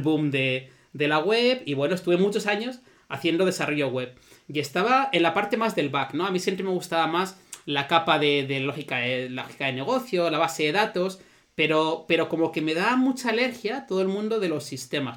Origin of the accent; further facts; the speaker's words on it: Zaragoza, Aragon, Spain; Zaragoza, la ciudad de donde soy